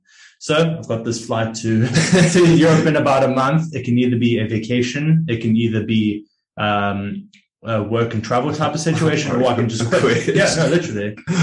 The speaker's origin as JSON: {"language": "English", "country": "South Africa", "tie": "born there", "moved": "yes", "said": "So I'm a South African born, but I've been traveling and working online for about 5 years now, you could say."}